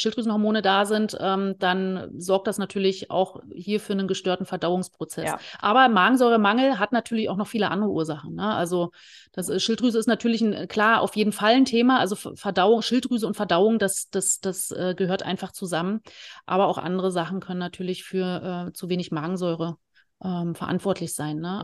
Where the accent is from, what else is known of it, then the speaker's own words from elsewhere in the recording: former East Germany, Germany; ich komme äh, aus dem Leistungssport, äh, aus der ehemaligen DDR. Ich habe äh, Leichtathletik und Eisschnelllauf gemacht